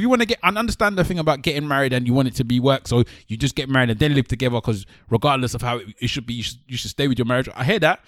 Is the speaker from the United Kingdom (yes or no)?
no; Nigeria; as a Nigerian, we brought up in a Nigerian home